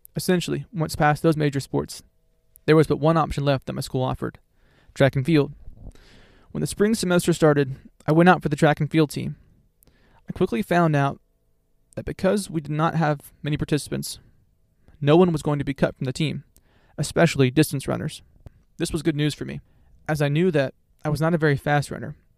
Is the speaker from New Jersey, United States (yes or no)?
no; Florida, United States; I was raised in Florida and am a self-certified beach bum in the summer months